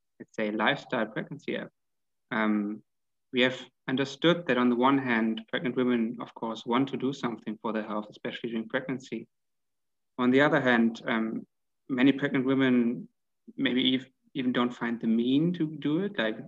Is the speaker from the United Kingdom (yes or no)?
no; Hanover, Lower Saxony, Germany; now in Vienna, Austria; From Germany, actually. From a city called, which is called Hanover. It's quite close to Hamburg.